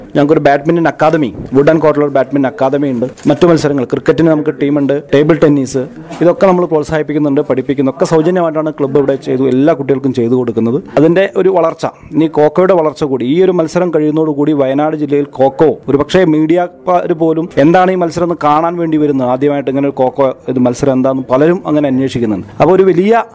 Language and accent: Malayalam; Chulliyode, Kerala, India; ഞങ്ങളുടെ നാട് ചുള്ളിയോട് പ്രദേശത്തെ